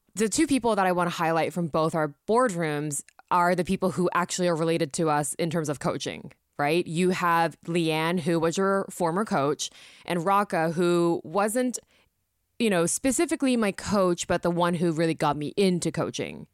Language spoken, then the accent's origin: English; Japan; coming from a Japanese background, growing up in Japan.